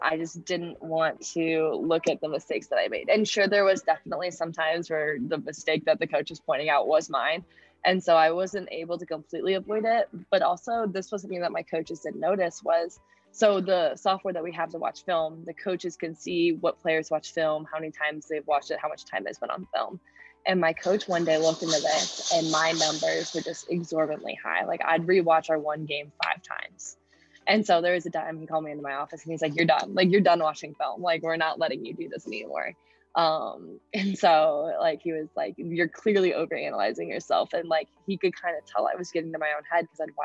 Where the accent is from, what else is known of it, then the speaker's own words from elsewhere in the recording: St. Louis, Missouri, United States; moved away as an adult; now in Iowa City, United States; I'm from St. Louis